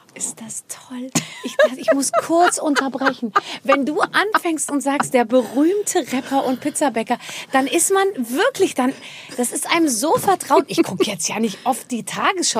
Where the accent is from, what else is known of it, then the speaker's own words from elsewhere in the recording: Rhineland-Palatinate, Germany; ich komme aus der Pfalz, meine Eltern ja. sind aus der Pfalz